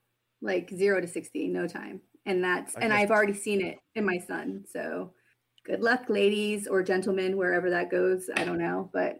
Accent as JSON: {"language": "English", "region": "Florida", "country": "United States", "tie": "born or raised there", "also_born_or_lived": "New Orleans, Louisiana", "said": "I was born in New Orleans, but grew up in Florida."}